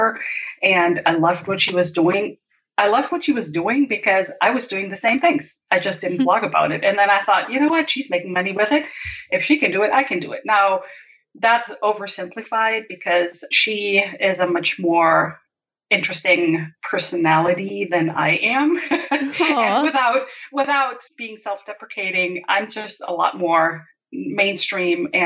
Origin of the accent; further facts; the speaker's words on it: Germany; moved away as an adult; also born or lived in Brazil; I was born and raised in Germany